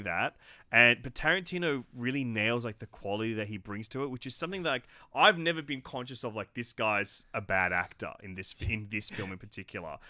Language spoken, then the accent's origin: English; Australia; an Australian creative